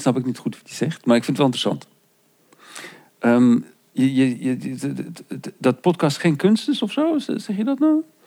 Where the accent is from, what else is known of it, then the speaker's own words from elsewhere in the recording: South Africa; moved away; Want zo ben ik opgegroeid. Ik kom oorspronkelijk uit Zuid-Afrika